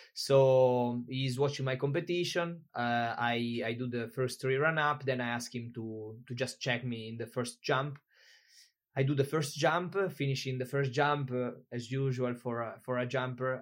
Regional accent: Italy; moved away as an adult; also born or lived in Tenerife, Spain; I'm from Italy.

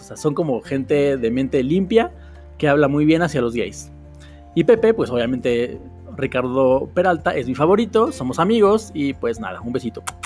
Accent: Mexico City, Mexico; soy de la Ciudad de México

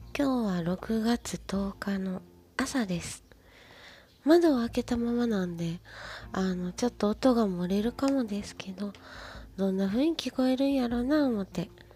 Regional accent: Kansai, Japan; accent: Kansai dialect; バリッバリの関西人なんで

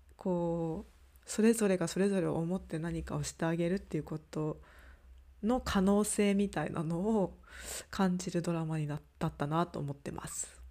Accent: Japan; moved away as an adult; 私はその外に出ていた側だったのであの今地元に帰ってきてる

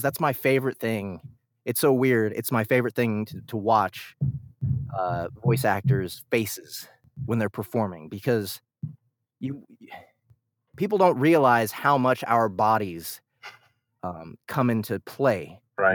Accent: Kansas City, Missouri, United States; I'm born and raised in Kansas City.

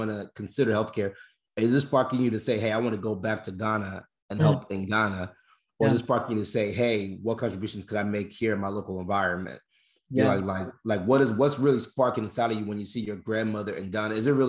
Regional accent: United States; also born or lived in Nigeria; I was born in Nigeria, grew up in America, but born in Nigeria.

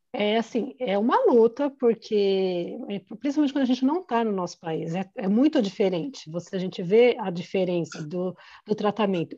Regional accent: Brazil; moved away as an adult; now in Ireland; Eu saí do Brasil fazendo coordenação de eventos, vim para cá para aprender

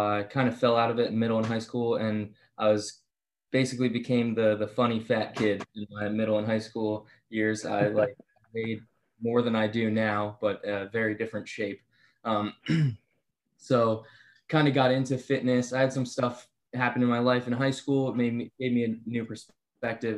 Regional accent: Bucks County, Pennsylvania, United States; Bucks County, Pennsylvania.

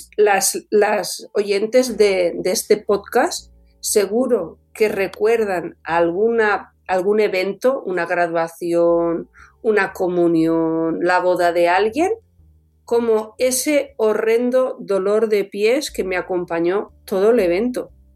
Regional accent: Alcover, Catalonia, Spain; Yo soy de un pueblecito chiquitín que está en Alcover, en, Tarragona, al norte de Portaventura

